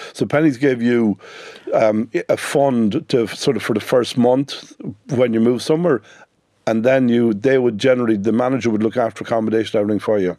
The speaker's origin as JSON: {"language": "English", "town": "Sligo", "region": "Connacht", "country": "Ireland", "tie": "born or raised there", "said": "I'm from Sligo, the youngest of, uh, ten children"}